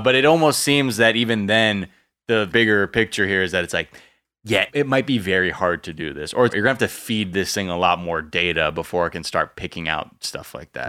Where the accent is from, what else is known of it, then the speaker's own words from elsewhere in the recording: California, United States; Growing up in California